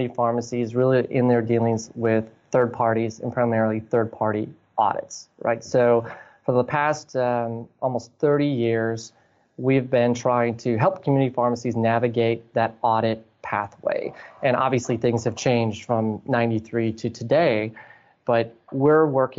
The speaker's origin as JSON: {"language": "English", "town": "Green Bay", "region": "Wisconsin", "country": "United States", "tie": "born or raised there", "said": "growing up in Green Bay, everything's within a few miles of Lambeau Field"}